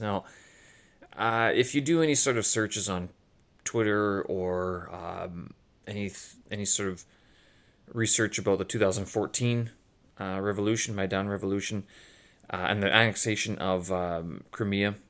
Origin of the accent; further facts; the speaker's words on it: Canada; also born or lived in Ukraine (ancestry); now in Beijing, China; I'm Canadian passport holder, but Ukrainian lineage